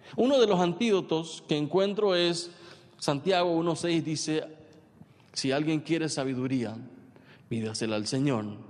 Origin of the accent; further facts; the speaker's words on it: San Pedro Department, Paraguay; yo soy de San Pedro